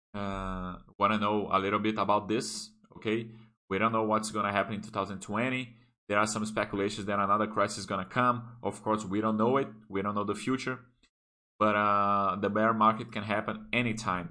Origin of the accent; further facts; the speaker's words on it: Brasília, Federal District, Brazil; English is a second language; I started to study English when I was eight years old, okay? There is a very good uh, English school here that uh, called here in Brasilia